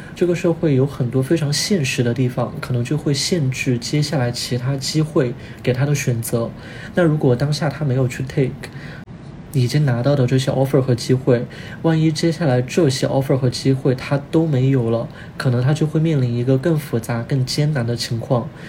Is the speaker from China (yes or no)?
yes; Chongqing, China; moved away; 我是重庆人